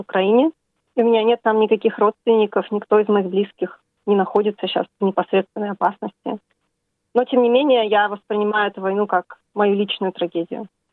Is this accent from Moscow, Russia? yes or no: yes; Moscow, Russia; я родом из Москвы